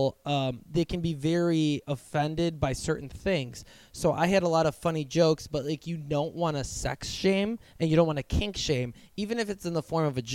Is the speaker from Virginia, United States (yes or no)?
no; Wisconsin, United States; now in Portland, United States; I'm from Wisconsin